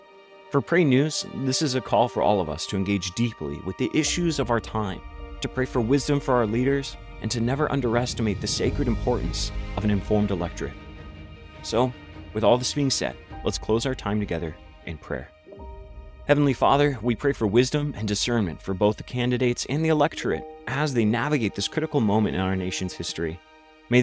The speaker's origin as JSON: {"language": "English", "country": "United States"}